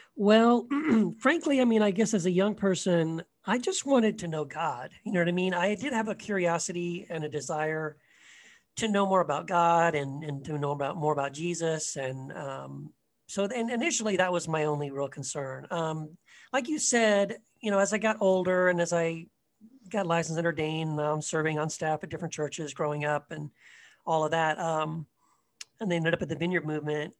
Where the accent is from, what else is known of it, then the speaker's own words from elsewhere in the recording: Eagle Pass, Texas, United States; also born or lived in Tennessee; when I was around second grade, we moved to uh, Eagle Pass, Texas, very small border town